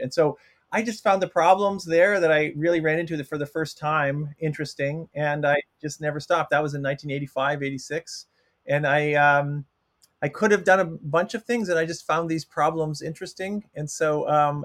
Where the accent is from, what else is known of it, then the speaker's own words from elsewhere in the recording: Toronto, Ontario, Canada; moved away as an adult; also born or lived in Kingston, Ontario; I'm from Canada, I'm from Toronto